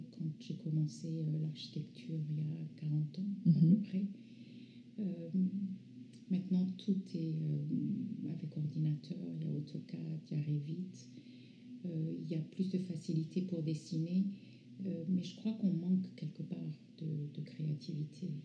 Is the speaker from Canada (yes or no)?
no; France; also born or lived in North Africa; mes parents sont iraniens. je suis née en Afrique du Nord. J'ai grandi en France à partir de l'âge de 11 ans.